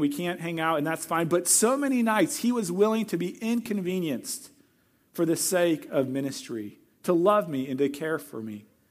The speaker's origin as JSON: {"language": "English", "region": "Missouri", "country": "United States", "moved": "yes", "said": "I'm from Missouri"}